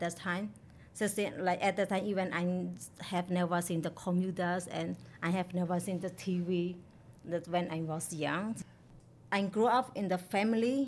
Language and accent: English; Mon State, Myanmar; English is a second language; I come from Mon State in Myanmar. My hometown is located in a small island in the northern